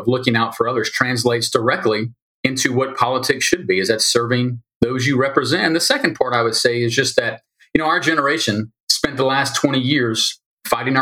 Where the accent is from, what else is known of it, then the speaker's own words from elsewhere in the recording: Louisiana, United States; moved away as an adult; born and raised in Louisiana